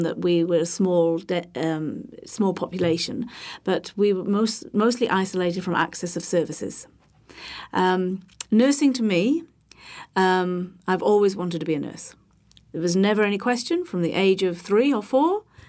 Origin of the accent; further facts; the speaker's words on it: Holyhead, Wales, United Kingdom; I am from the U K. I'm from Wales. I'm from a, a small island off the mainland, which is, uh, in North Wales, Bangor, Anglesey